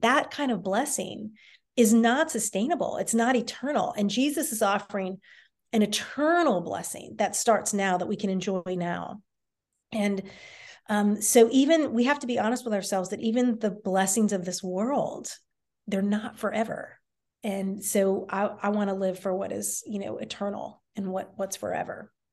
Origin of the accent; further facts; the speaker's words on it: D.C., Northern Virginia, United States; I grew up in the Washington, D C area in Northern Virginia, right outside D C